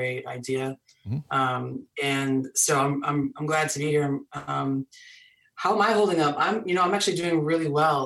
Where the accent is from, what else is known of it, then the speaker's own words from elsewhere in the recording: Michigan, United States; moved away as an adult; now in Boston, United States; I was born and raised in Michigan